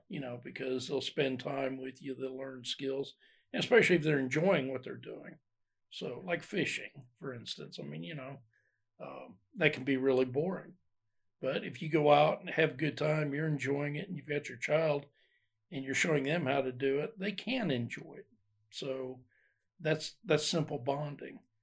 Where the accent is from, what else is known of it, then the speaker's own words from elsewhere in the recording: Ohio, United States; moved away as an adult; also born or lived in Alabama; I grew up in Ohio